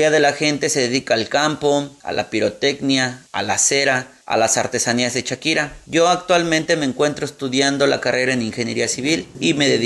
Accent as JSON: {"language": "Spanish", "town": "Xochitlán de Vicente Suárez", "region": "Puebla", "country": "Mexico", "tie": "born or raised there", "said": "Soy originario del municipio de Xochitlán de Vicente Suárez. Se encuentra ubicado en la sierra nororiental del estado de Puebla. Preservamos nuestra lengua materna que es el náhuatl."}